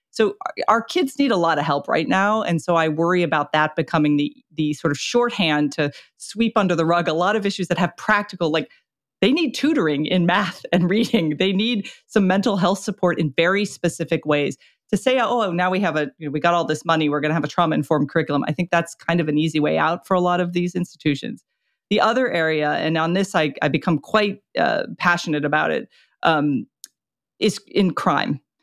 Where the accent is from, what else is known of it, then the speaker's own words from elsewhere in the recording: Florida, United States; I was born and raised in Florida